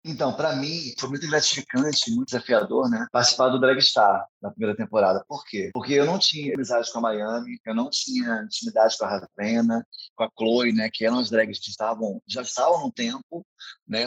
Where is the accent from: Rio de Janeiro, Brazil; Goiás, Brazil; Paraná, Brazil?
Rio de Janeiro, Brazil; São Gonçalo; eu sou de São Gonçalo